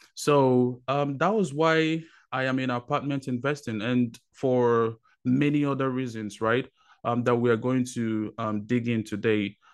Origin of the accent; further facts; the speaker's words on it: Nigeria; moved away as an adult; now in United States; I was born in Nigeria, um, spent twenty years of my life there, moved over to, um, United States